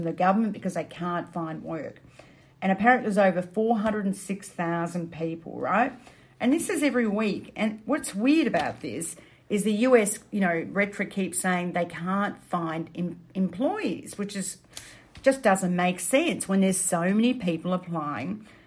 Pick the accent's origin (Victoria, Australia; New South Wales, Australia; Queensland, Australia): Victoria, Australia; Melbourne; Melbourne, my hometown